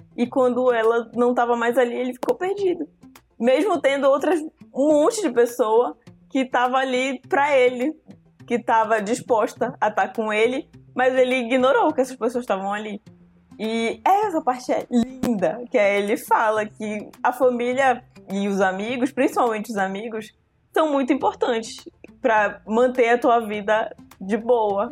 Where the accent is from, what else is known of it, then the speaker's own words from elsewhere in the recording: Santarém, Pará, Brazil; moved away as an adult; also born or lived in Belém; Quando eu saí de Santarém para vir para Belém fazer faculdade